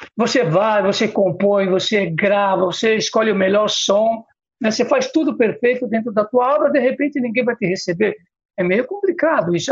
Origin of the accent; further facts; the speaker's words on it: São Paulo, Brazil; nasci no Ipiranga